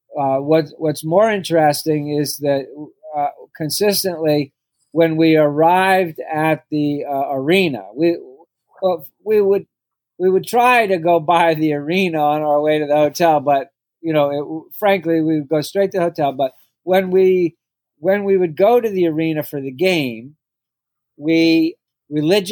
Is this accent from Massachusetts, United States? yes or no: yes; Massachusetts, United States; now in Philadelphia, United States; I grew up in Massachusetts